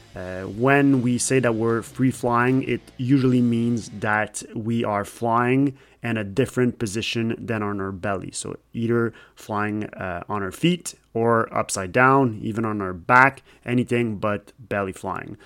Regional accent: Canada; English is a second language; I'm French Canadian. Sometimes my English sucks a little bit.

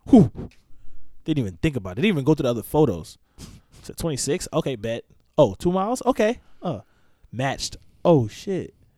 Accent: the Poconos, Pennsylvania, United States; also born or lived in New York / Philadelphia; now in Melbourne, United States; I'm from the Poconos. Was born in New York, but I was raised in the Poconos.

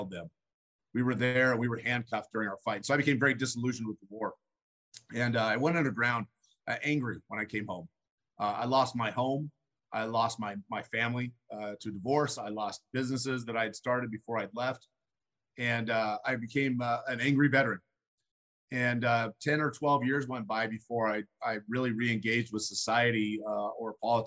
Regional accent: Idaho, United States; the Apache helicopter unit out here in my hometown, National Guard

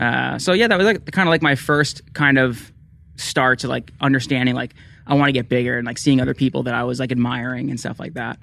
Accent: New Jersey, United States; I grew up in New Jersey

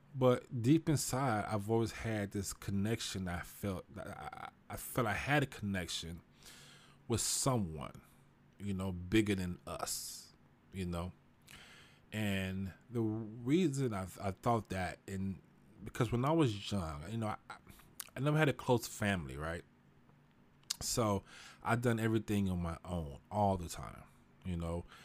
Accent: Houston, Texas, United States; I grew up in Houston, you know, I grew up in Fifth Ward, the nickel

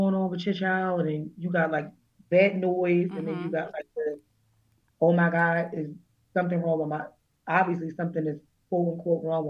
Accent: Pennsylvania, United States; also born or lived in Berks County, Pennsylvania; we moved to like Berks County because we're from Pennsylvania

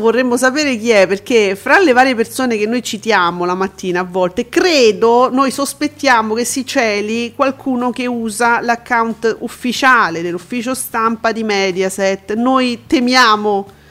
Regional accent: Italy; noi italiani

